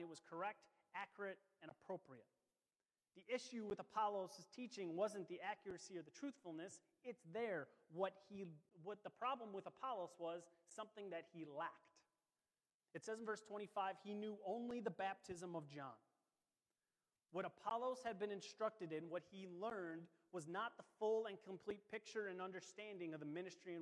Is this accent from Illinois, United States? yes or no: yes; Chicago, Illinois, United States; those who are from Chicago